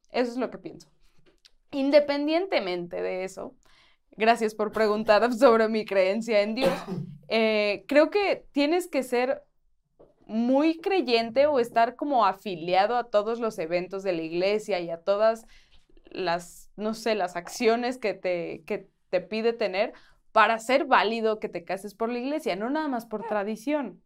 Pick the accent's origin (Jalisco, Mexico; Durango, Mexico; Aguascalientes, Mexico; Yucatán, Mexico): Aguascalientes, Mexico; moved away; en Aguascalientes, de donde yo soy